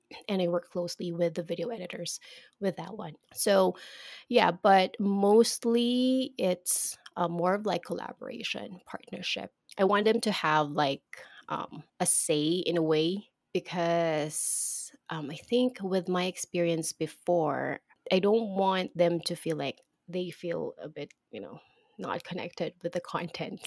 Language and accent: English; Philippines; here in my country, in the Philippines